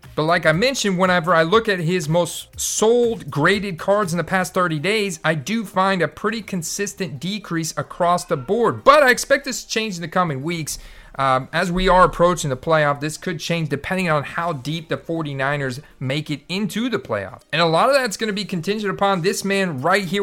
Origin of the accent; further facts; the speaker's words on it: Tampa, Florida, United States; my hometown, Tampa Bay Buccaneers